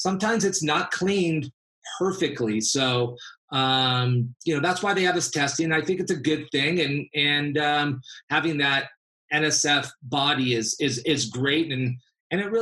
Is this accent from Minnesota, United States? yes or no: no; Los Angeles, California, United States; also born or lived in San Diego; I grew up in LA, born and raised